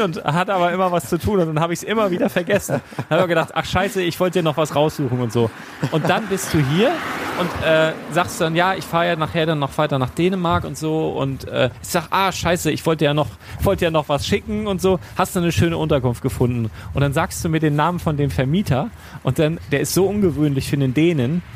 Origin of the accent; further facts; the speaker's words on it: Northern Germany, Germany; bin ja auch im Norden auf dem Dorf aufgewachsen